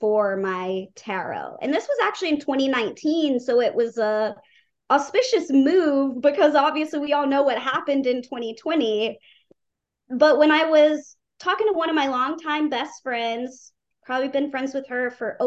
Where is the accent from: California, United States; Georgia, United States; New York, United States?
Georgia, United States; Atlanta; Atlanta, my hometown